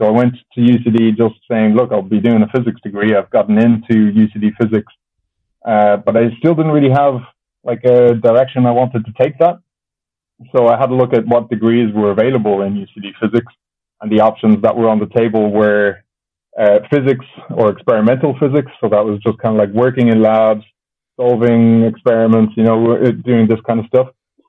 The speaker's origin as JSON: {"language": "English", "country": "Germany", "tie": "born there", "also_born_or_lived": "Japan / Ireland", "said": "So I was born in Germany, but both my parents are Irish, which makes me, that's what makes me Irish."}